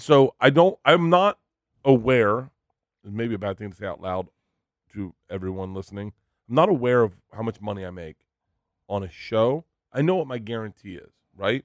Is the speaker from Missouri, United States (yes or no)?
no; Florida, United States; growing up in Florida